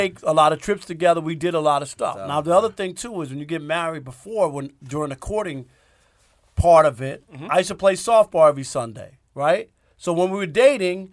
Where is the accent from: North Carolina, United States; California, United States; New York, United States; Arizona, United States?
New York, United States; New York City; now in Detroit area, United States; I'm from Jamaica, Queens